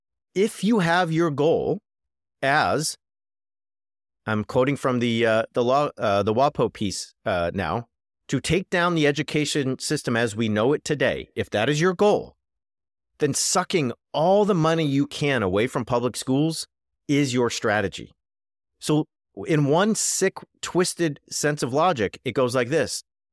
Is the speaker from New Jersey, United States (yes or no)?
no; California, United States; my home state of California